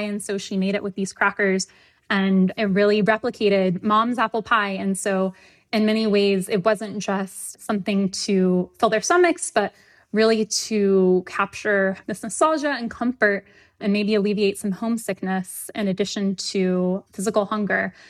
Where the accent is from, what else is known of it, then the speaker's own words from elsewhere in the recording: the South, United States; I'm from the South